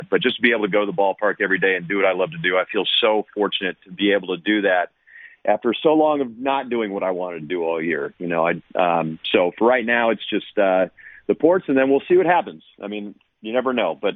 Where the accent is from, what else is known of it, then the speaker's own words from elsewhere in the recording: Oakland, California, United States; I'm an Oakland native and I grew up going to A's games